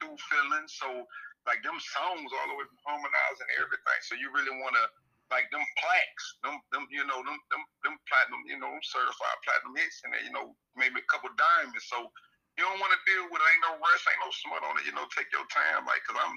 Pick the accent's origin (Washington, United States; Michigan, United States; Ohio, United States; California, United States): Ohio, United States; Cleveland; I'm from Cleveland, Ohio